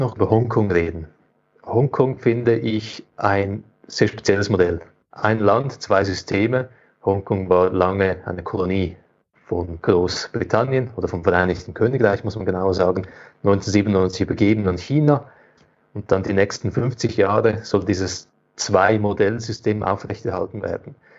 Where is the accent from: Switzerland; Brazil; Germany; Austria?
Switzerland; bei uns in der Schweiz